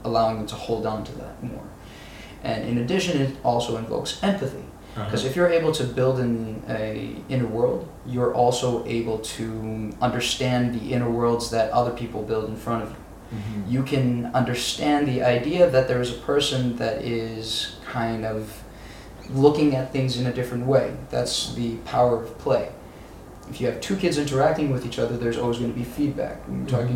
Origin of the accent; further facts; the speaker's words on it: Israel; Growing up in Israel was very much centered around doing what needs to be done